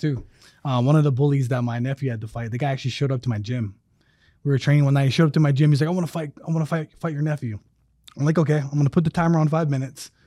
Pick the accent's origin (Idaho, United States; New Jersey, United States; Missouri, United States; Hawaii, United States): Hawaii, United States; moved away; also born or lived in Alabama; when I was growing up in Hawaii